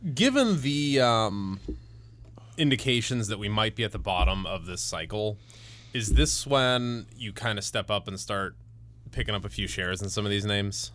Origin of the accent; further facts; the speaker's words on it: Cleveland, Ohio, United States; moved away; I'm gonna plug my hometown for a second. Lots of exciting things are happening in downtown Cleveland.